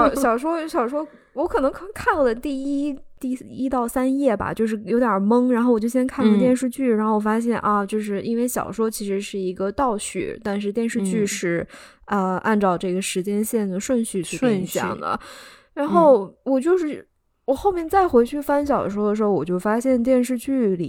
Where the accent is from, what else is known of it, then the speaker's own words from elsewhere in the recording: China; moved away; 我们中国人守旧那一面